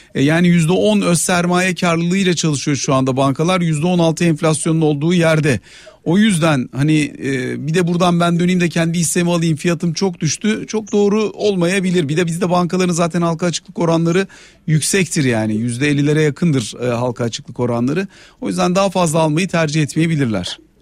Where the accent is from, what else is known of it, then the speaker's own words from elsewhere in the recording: Ankara, Turkey; now in Istanbul, Turkey; Ben Ankaralıyım, İstanbul'da yaşıyorum, ailem Antalya'da yaşıyor.